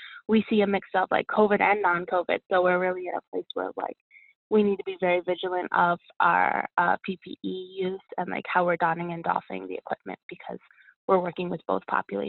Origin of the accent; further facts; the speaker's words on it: Pennsylvania, United States; So I grew up outside of Philadelphia, and then I went to school 2 hours west from Philly near Harrisburg.